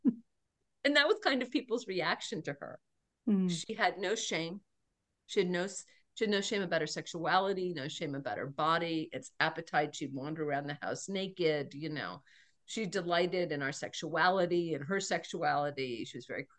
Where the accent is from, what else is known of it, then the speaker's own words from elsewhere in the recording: Cambridge, Massachusetts, United States; I was born in Cambridge, Massachusetts, in Mount Auburn Hospital.